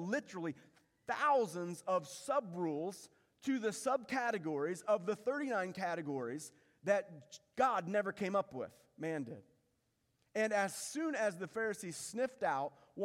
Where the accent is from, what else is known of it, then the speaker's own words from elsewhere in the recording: Indiana, United States; when I was a kid growing up in Indiana.